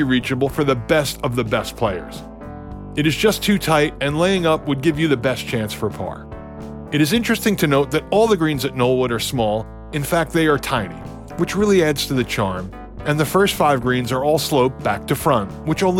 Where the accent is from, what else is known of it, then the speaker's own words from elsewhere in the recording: New York, United States; moved away as an adult; now in Pinehurst area, North Carolina, United States; I grew up just outside of New York City on the Blue Hill Golf Course, where my father was the greenskeeper.